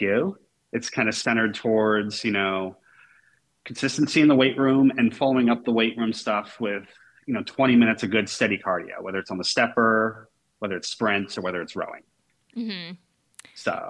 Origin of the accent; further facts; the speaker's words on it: Maine, United States; now in Portland, United States; my hometown is. It's 15 minutes from the University of Maine.